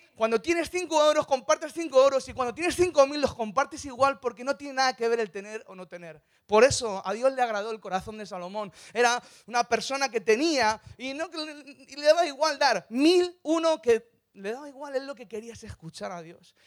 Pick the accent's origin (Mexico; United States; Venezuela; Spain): Spain; Madrid, Community of Madrid; soy de Madrid. Soy gato.